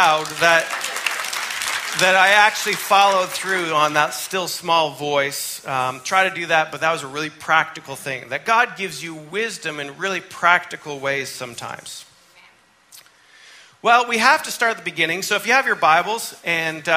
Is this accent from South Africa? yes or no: no; Canada; moved away; I grew up in Canada, my mom's from Massachusetts, I'm Yankee.